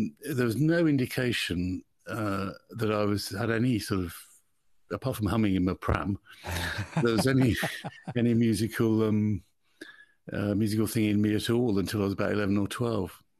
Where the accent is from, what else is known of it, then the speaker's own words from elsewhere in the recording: Birmingham, West Midlands, United Kingdom; accent: Birmingham; I come from Birmingham